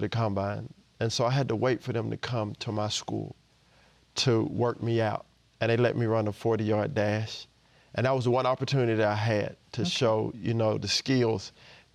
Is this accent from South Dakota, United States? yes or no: no; Richardson, Texas, United States; also born or lived in Champaign, Illinois; I'm from here. I was raised in Richardson